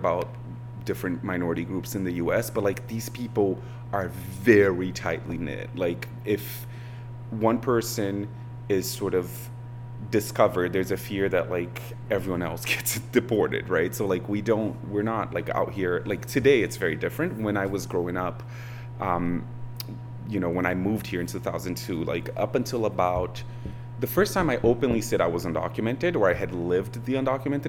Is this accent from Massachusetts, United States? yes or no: yes; Milford, Massachusetts, United States; I grew up in Milford, Massachusetts